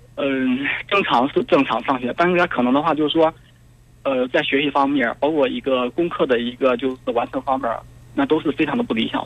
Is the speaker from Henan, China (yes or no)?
yes; Henan, China; 我也是河南的